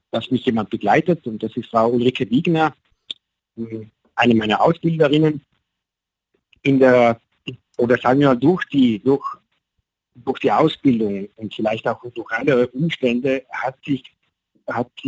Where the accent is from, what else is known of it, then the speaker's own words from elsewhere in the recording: Sexten, Trentino-Alto Adige, Italy; komme aus Südtirol, also eigentlich gebürtig aus Sechsten, dort wo die drei Zinnen sind, das ist ein bekanntes Bergmassiv.